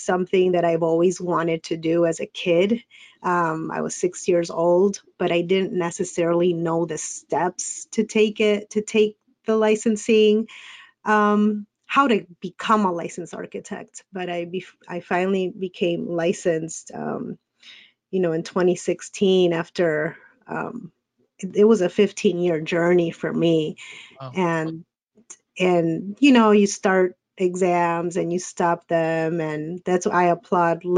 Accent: Chicago, Illinois, United States; I was born and raised here in Chicago, and I've stayed here in Chicago

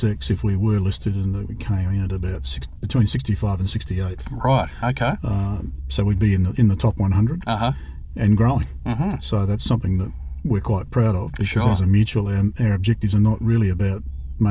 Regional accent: Canberra, Australian Capital Territory, Australia; also born or lived in Manly, Sydney / Cooma / Sydney; my initial schooling was in Canberra. Growing up there in the 60s was interesting. And then in 1969, my father took a job with Civil and Civic, or Lendlease, in Sydney, and we all moved back to Sydney

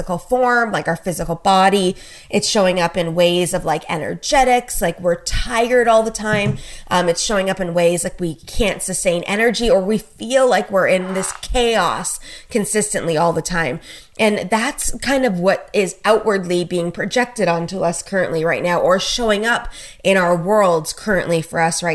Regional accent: Canada; I'm a Canadian, so obviously I live up in Canada.

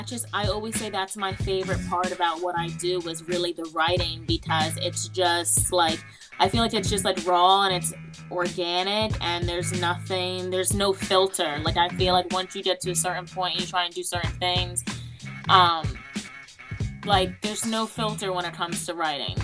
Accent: New York City, New York, United States; also born or lived in New Jersey; now in Upstate New York, United States; From New York. So I was born in Manhattan.

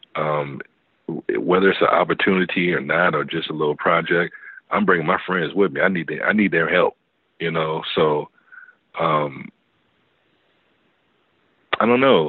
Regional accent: West Coast, United States; I'm from the West Coast

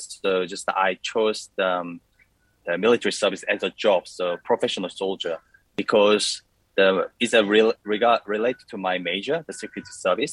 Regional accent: Busan, South Korea; moved away as an adult; also born or lived in Melbourne, Australia; I was born in Busan. It's a second city of South Korea

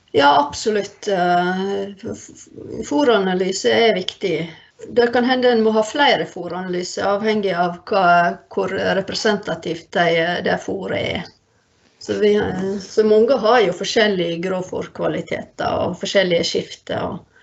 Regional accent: Førde, Vestland, Norway; moved away; jeg er fra Førde

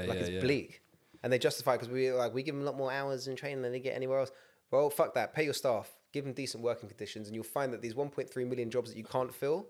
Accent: United Kingdom; I'll stand in a queue because I'm British.

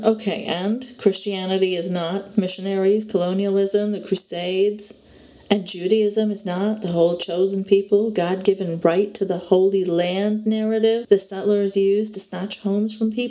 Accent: Saudi Arabia; But as a kid growing up in Saudi Arabia, I can tell you that the version of Islam we were taught was heavily curated.

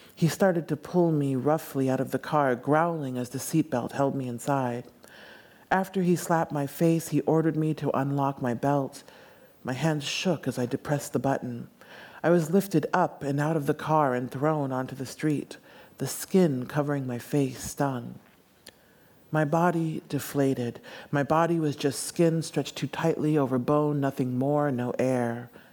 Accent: United States; I grew up in the States

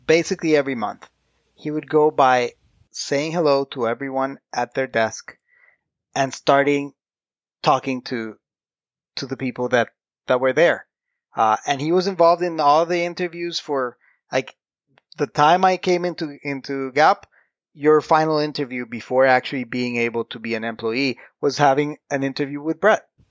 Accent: Costa Rica; English is a second language; I'm here in Costa Rica. I'm Costa Rican, born and raised

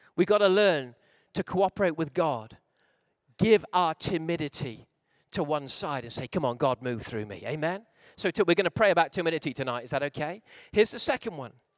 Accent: Wales, United Kingdom; I'm a Welshman

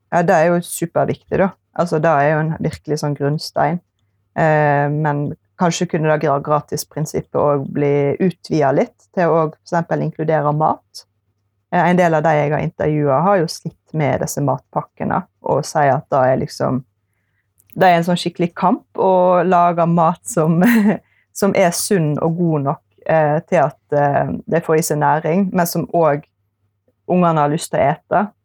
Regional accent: Eksingedalen, Vestland, Norway; jeg er fra Eksingedalen, som er den fineste plassen i verden

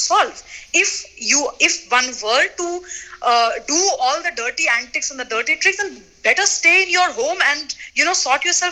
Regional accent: Bihar, India; I come from Bihar

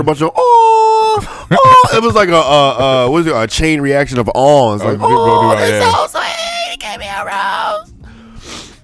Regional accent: Memphis, Tennessee, United States; Hey, Chattanooga's I'm from Memphis.

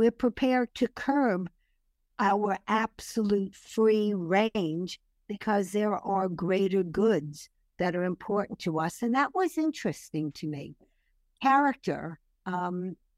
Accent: New York City, New York, United States; moved away as an adult; also born or lived in Paris, France; now in Los Angeles, United States; growing up in Brooklyn

